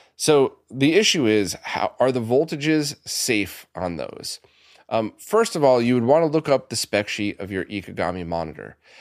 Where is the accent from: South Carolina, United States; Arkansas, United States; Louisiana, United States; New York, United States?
New York, United States; New York City; I grew up around the New York City area